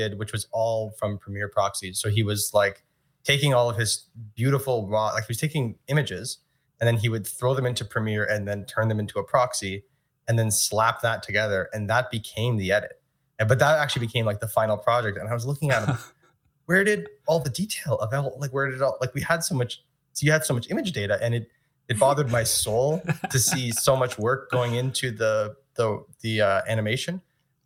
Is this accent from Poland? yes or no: no; Canada; I grew up in Canada